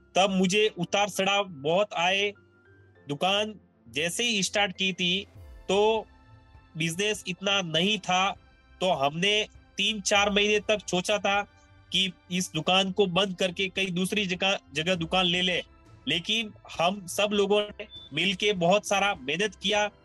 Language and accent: Hindi; Sanwara village near Ahore, Jalore district, Rajasthan, India; also born or lived in Takhatgarh, Pali district, Rajasthan; now in Bengaluru, India; मेरा जन्म जो है वो जालोर डिस्ट्रिक्ट के आहोर सिटी के पास छोटे से एक गांव में सनवाड़ा गांव में हुआ तो वो मेरा ननियाल है मैं बचपन से वहीं पे पला बड़ा